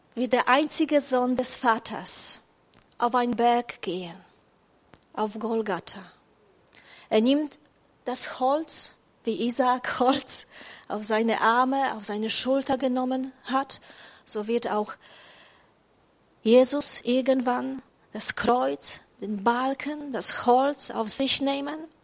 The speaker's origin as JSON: {"language": "German", "country": "Poland", "second_language": "German", "moved": "as an adult", "lives_now": "Germany", "said": "ich komme ursprünglich aus Polen"}